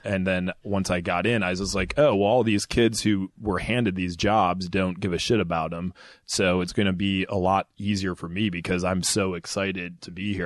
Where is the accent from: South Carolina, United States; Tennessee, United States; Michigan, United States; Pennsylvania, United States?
Michigan, United States; Ann Arbor; moved away as an adult; also born or lived in Indiana; I'm from Michigan originally, Ann Arbor, Michigan